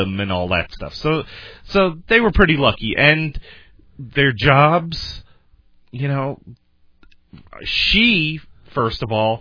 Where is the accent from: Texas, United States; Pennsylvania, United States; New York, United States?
New York, United States; Long Island; moved away; I grew up on Long Island